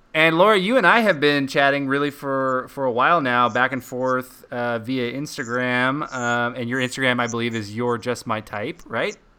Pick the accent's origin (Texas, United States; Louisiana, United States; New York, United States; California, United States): Texas, United States; Dallas; also born or lived in Colorado Springs, Colorado